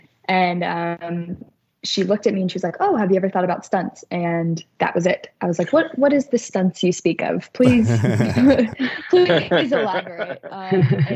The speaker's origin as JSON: {"language": "English", "country": "United States", "also_born_or_lived": "Chicago, Illinois", "moved": "as an adult", "said": "I am from Kentucky in Ohio, and I went to college in Chicago"}